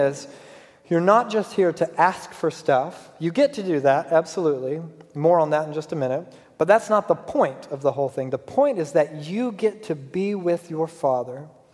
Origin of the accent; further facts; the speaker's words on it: Georgia, United States; moved away as an adult; I'm from Georgia